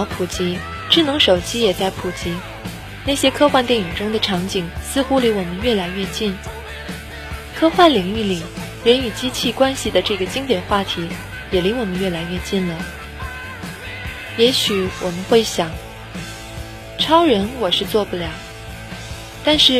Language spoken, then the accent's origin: Chinese; China; 也就是我们中国人讲的“君子无异于物”。